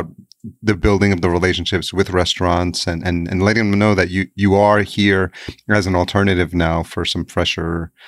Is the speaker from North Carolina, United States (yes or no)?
no; New York City, New York, United States; I grew up in New York, I'm Latino